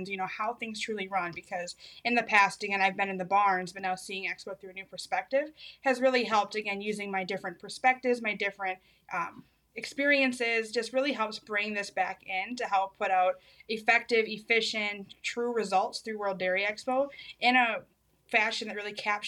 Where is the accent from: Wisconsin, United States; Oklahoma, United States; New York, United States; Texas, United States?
Wisconsin, United States; Lancaster; I grew up in Lancaster, Wisconsin, down in good old Grant County